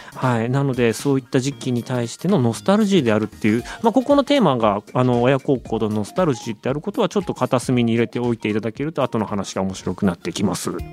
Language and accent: Japanese; Otaru, Hokkaido, Japan; moved away; also born or lived in Sapporo; 僕の地元生まれが札幌で育ちが小樽なんで